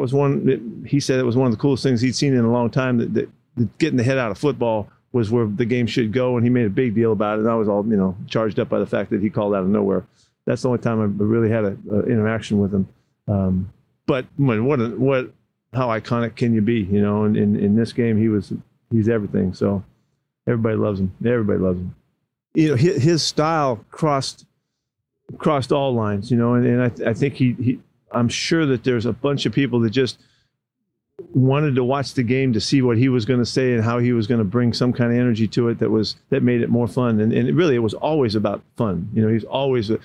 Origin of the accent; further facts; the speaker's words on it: Bay Area, California, United States; growing up in the Bay Area